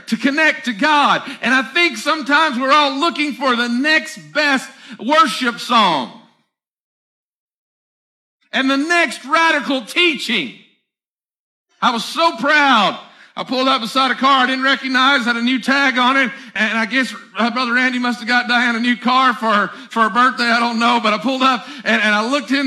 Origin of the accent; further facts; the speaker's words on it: the South, United States; I'm from the South